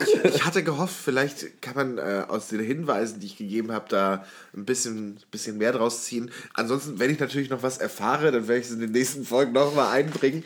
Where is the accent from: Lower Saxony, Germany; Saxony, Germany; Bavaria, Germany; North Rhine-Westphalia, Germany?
North Rhine-Westphalia, Germany; Warburg; moved away; aus meiner Heimatstadt, beziehungsweise Semi-Heimatstadt, ich bin dort aufs Gymnasium gegangen in der Stadt Warburg